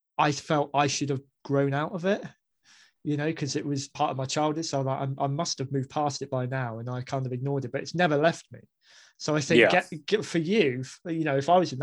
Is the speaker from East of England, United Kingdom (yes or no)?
no; Basingstoke, South East England, United Kingdom; moved away as an adult; also born or lived in Staffordshire; I grew up in Basingstoke